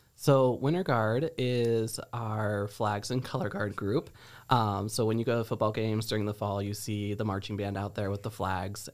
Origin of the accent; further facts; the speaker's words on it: Geneseo, Illinois, United States; I am originally from Geneseo